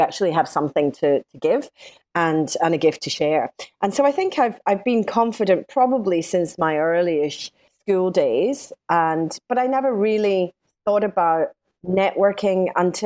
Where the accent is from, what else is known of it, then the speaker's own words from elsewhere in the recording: Scotland, United Kingdom; accent: Scottish; moved away as an adult; now in Sydney, Australia; I'm Scottish, as you might gather from my accent, and I qualified as a lawyer in Scotland.